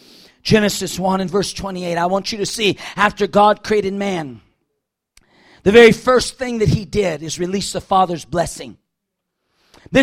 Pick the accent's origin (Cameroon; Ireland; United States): United States; as an American